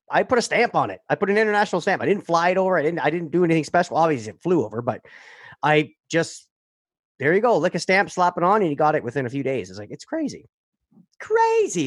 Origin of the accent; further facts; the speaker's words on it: Sudbury, Ontario, Canada; I grew up in Sudbury